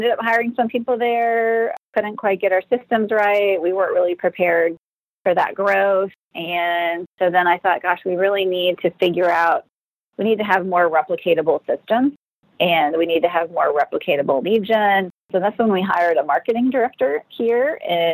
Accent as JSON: {"language": "English", "region": "Minnesota", "country": "United States", "moved": "yes", "said": "I am from Minnesota"}